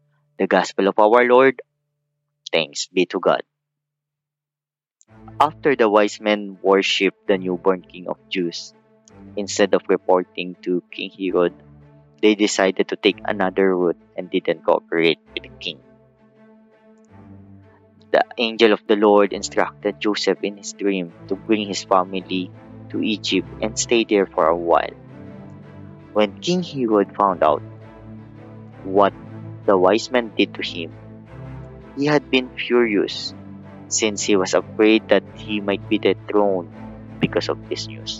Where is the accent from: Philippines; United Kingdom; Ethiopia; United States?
Philippines